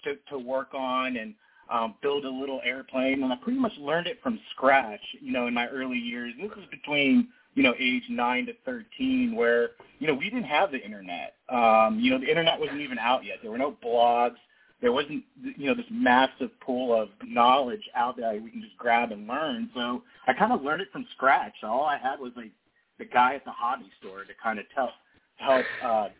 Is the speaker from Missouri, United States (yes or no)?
no; Ohio, United States; I'm born and raised in Ohio.